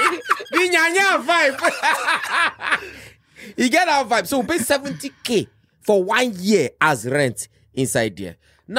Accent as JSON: {"language": "English", "town": "Kaduna", "region": "Kaduna State", "country": "Nigeria", "tie": "born or raised there", "also_born_or_lived": "Abuja / Jigawa State", "moved": "as an adult", "lives_now": "Lagos, Nigeria", "said": "I grew up in Kaduna. I was born in Kaduna. Everything about me is in Kaduna State. Mm-hmm. So as I finish university, I go do service for Jigawa State. From Jigawa State, I move go Abuja."}